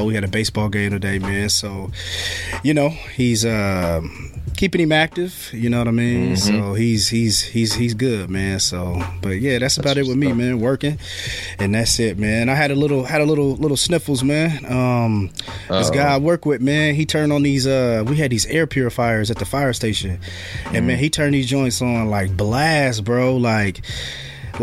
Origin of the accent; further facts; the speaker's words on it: Marion, United States; We come from Marion, so it's a decent sized city